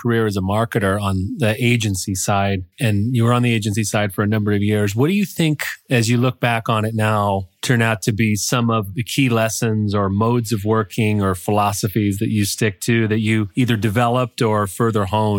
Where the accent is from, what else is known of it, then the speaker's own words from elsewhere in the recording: Toledo, Ohio, United States; moved away; Growing up in Toledo, I had the sense that there was this broader world outside of the 43617 zip code.